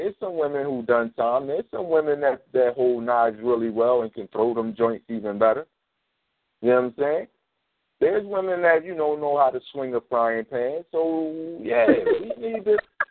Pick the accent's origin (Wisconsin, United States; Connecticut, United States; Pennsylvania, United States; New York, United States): Pennsylvania, United States; Philadelphia; I grew up in North Philly